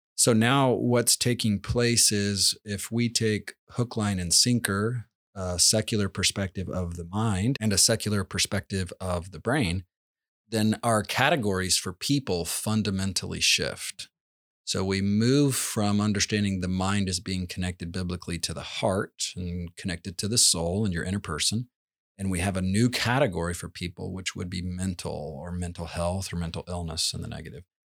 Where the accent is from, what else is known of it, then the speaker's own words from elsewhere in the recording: Georgia, United States; we grew up in Georgia where you'd pull out azalea bushes